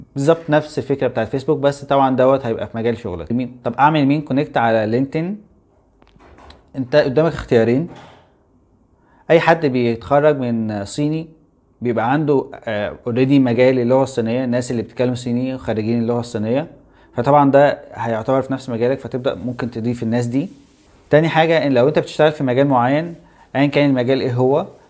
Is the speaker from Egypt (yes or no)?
yes; Egypt; احنا مصريين